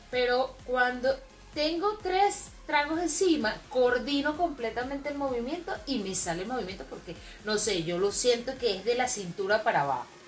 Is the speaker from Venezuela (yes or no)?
yes; Maracay, Aragua, Venezuela; also born or lived in Puerto Ordaz, Venezuela; now in Chile; soy de Maracay, nací en Maracay y emigré